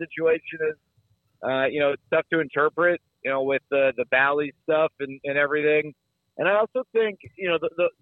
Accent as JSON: {"language": "English", "area": "Dallas–Fort Worth", "region": "Texas", "country": "United States", "tie": "born or raised there", "said": "It's my hometown team. You know, it's not like I'm a transplant fan or anything. This is where my family's from"}